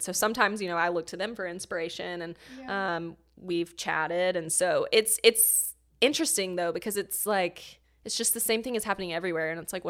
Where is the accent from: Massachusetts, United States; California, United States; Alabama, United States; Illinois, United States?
Alabama, United States; moved away as an adult; also born or lived in Texas / Seattle; now in Atlanta, United States; So I'm originally from Alabama.